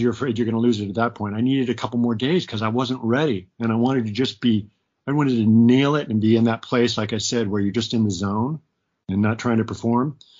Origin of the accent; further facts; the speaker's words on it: Portland, Oregon, United States; moved away as an adult; also born or lived in New York / Los Angeles; my hometown, Portland? So we moved up here